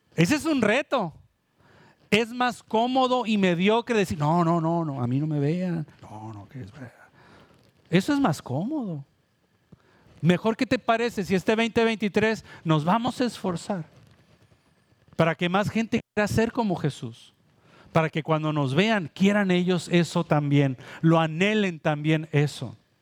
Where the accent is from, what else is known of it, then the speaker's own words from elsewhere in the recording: Mexico; now in Puerto Rico; Yo vengo de México